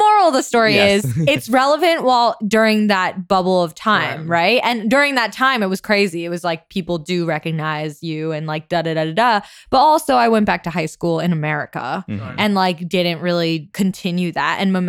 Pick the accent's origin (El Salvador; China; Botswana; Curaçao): China; Hangzhou, Zhejiang; but I'm from Hangzhou. Like that's where my family is. Okay. So, and that's like an hour away from Shanghai